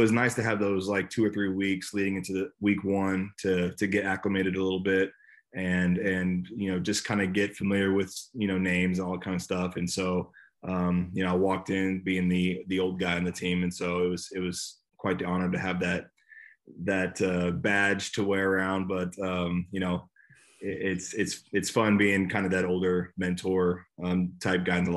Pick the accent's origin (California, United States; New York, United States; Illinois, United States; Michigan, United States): California, United States; Bay Area; moved away; I'm from the Bay Area, so being back in my home state, California, was great